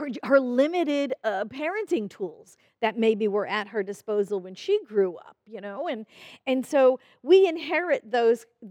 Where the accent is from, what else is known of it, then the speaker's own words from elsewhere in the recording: New York City, New York, United States; I grew up in New York City